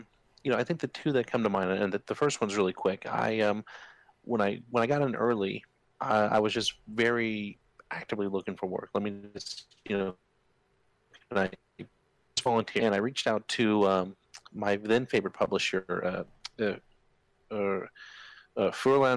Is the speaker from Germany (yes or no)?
yes; Germany; moved away; Growing up in Germany